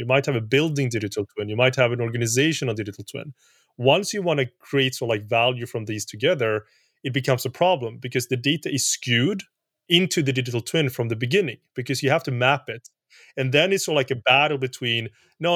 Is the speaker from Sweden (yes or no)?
yes; Sweden; I'm from Sweden